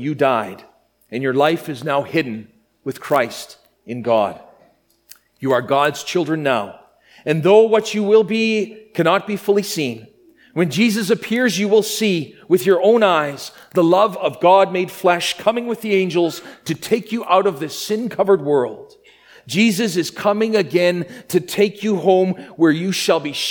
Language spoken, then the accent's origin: English; Grenfell, Saskatchewan, Canada; Growing up in my hometown of Grenfell, Saskatchewan